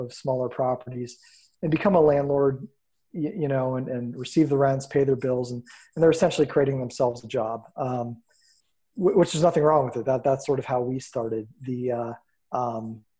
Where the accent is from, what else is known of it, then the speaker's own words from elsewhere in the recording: Erie, Pennsylvania, United States; Born and raised in Erie, PA